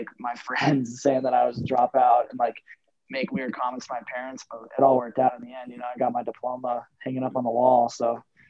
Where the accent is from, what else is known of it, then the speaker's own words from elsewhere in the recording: Telluride, Colorado, United States; now in Silverthorne, United States; Yeah, so I'm from Telluride, Colorado, which is a little town in southwest Colorado. And I was born and raised there. And I guess I still call that home today. I kind of live up in Silverthorne now in the wintertime, but yeah, Telluride's always going to be home.